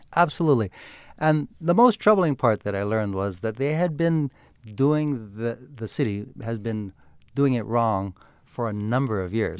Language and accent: English; Honolulu, Hawaii, United States; I'm born and raised in Honolulu. I've lived here my entire life.